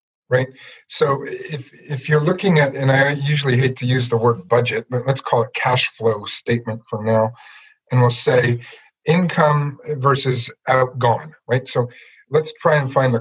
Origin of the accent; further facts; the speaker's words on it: Ottawa, Ontario, Canada; moved away as an adult; also born or lived in Palm Beach, Florida / Guelph; now in Peterborough, Canada; I grew up in Ottawa